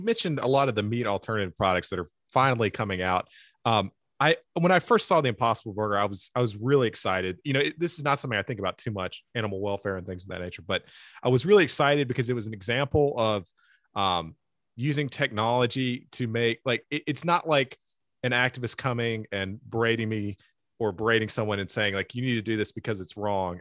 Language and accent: English; Eastern North Carolina, United States; I'm from Eastern North Carolina